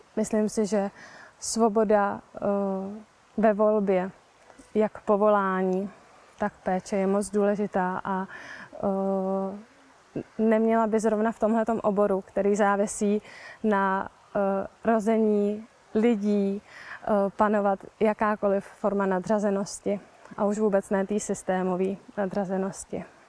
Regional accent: Prague, Czechia; já třeba konkrétně pocházím z Prahy

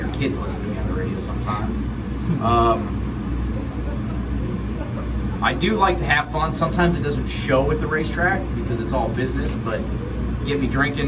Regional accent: Los Gatos, California, United States; I'm from the Cats, California.

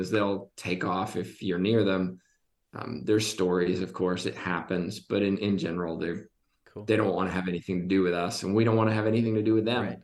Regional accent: Côte d’Ivoire; I spent a lot of time growing up in Ivory Coast.

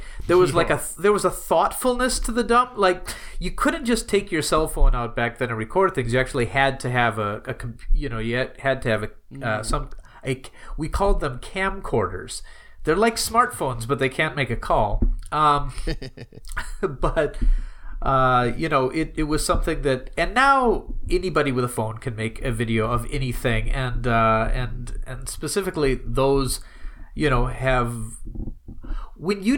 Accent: Wisconsin, United States; moved away as an adult; now in Japan; I grew up living in Wisconsin

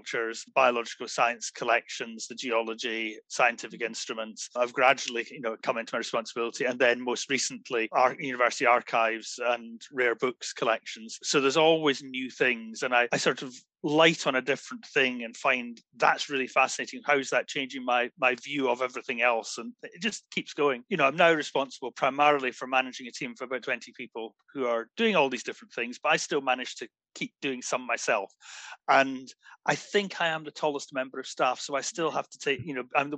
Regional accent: Glasgow, Scotland, United Kingdom; moved away as an adult; now in Aberdeen, United Kingdom; growing up in Glasgow, where there's a really strong museum culture

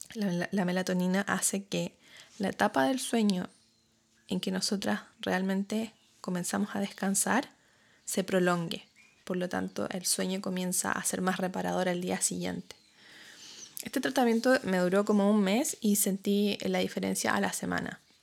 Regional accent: Chile; moved away as an adult; now in New Zealand; cuando me fui de Chile y empecé a vivir acá en Nueva Zelanda

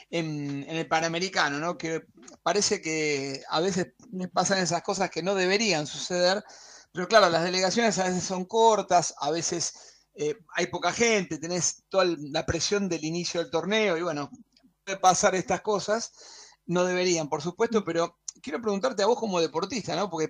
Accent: Argentina; eso eh, nos enorgullece a nosotros como argentinos

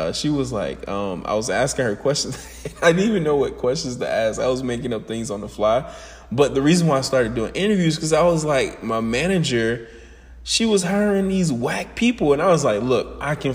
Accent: Atlanta, Georgia, United States; moved away as an adult

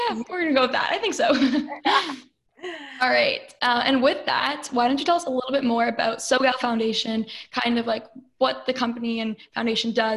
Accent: Toronto, Ontario, Canada; I'm from Toronto.

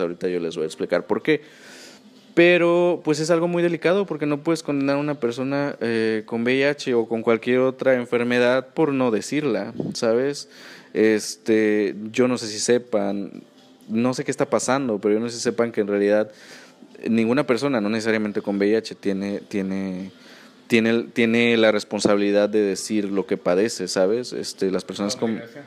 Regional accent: Mexico

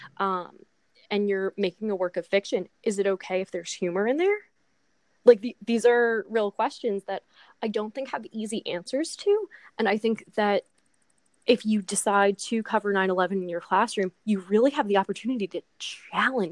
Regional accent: New Jersey, United States; we are from New Jersey

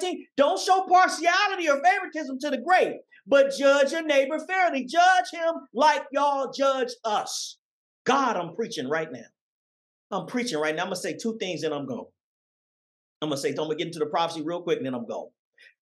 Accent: Oakland, California, United States; When I grew up in Oakland, California

